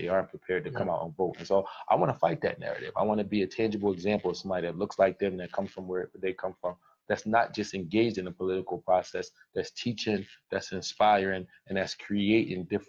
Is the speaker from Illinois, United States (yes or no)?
no; Philadelphia, Pennsylvania, United States; I grew up in Philadelphia